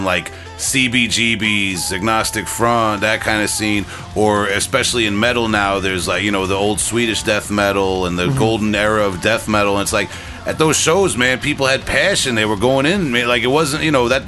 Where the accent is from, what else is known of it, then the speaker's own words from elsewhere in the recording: Long Island, New York, United States; growing up on Long Island